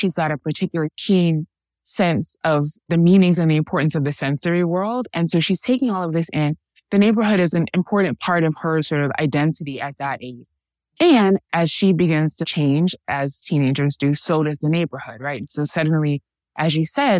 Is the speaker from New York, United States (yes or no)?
yes; New York City, New York, United States; now in Washington DC, United States; born and raised in Harlem